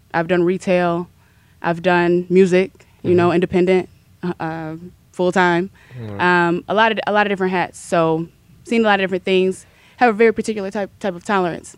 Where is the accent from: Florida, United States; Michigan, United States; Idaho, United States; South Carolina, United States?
Michigan, United States; Hamtramck; also born or lived in Detroit; I grew up in Hamtramck and the east side of Detroit, as well as the suburbs